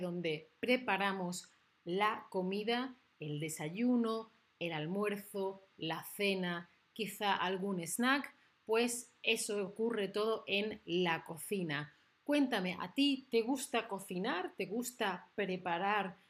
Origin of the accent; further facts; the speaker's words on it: Spain; que soy de España